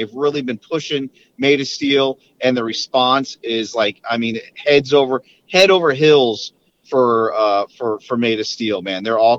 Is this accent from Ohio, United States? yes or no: no; Florida, United States; We're from Florida.